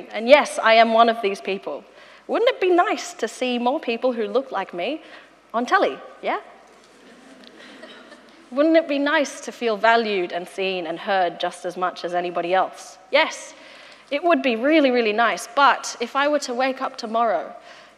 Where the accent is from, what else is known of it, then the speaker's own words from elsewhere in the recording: Australia; as an Australian woman